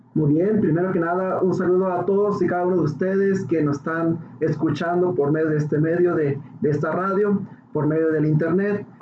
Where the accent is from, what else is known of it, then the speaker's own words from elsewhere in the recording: Ciudad Juárez, Chihuahua, Mexico; soy de Ciudad Juárez y pues yo era pues un niño cualquiera